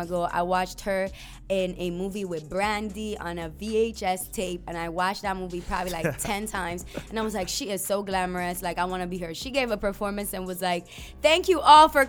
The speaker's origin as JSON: {"language": "English", "country": "U.S. Virgin Islands", "tie": "born or raised there", "also_born_or_lived": "Puerto Rico", "moved": "yes", "lives_now": "United States", "said": "I grew up in the Caribbean. So I'm Puerto Rican. I identify as a black woman and I'm Puerto Rican. And I'm Cruzan. That's where my culture is from, VI"}